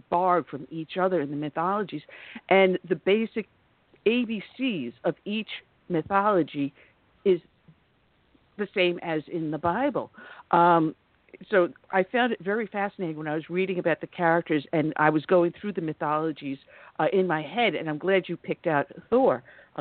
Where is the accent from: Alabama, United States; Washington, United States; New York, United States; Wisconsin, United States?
New York, United States; I am from New York and I'm familiar with the area